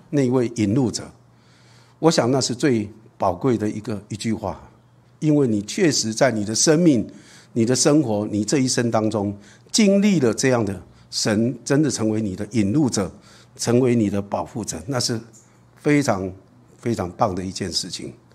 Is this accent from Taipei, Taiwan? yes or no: yes; Taipei, Taiwan; moved away as an adult; also born or lived in Zuoying / Green Island; now in Linkou, Taiwan; 我在台北出生，在坚果中学附近，在那里出生